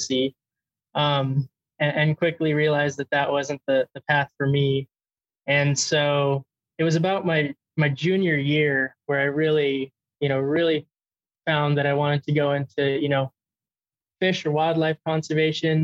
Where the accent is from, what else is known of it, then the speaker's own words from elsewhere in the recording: Santa Cruz, California, United States; moved away as an adult; also born or lived in Twin Cities, Minnesota / Sonoma County, California / Yellowstone; now in Montana, United States; my family and I moved out to the central coast of California, where I lived